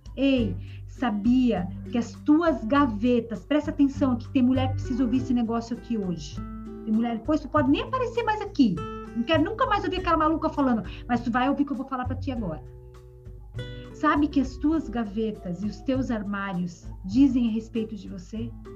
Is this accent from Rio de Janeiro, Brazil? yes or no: no; Joinville, Santa Catarina, Brazil; now in João Pessoa, Brazil; na minha terra de origem, lá em Joinville, onde eu sou de Joinville, a minha família toda mora em Joinville